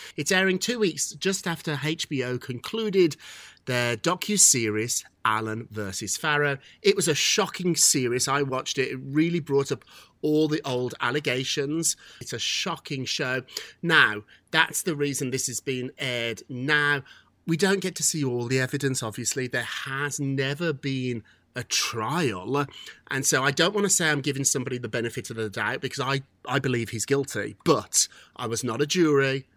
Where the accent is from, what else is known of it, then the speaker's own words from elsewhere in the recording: United Kingdom; As a Brit